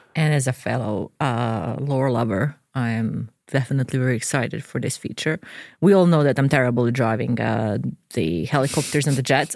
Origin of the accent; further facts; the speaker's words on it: Dubrovnik, Dubrovnik-Neretva County, Croatia; now in Sweden; So I'm from Dubrovnik, Croatia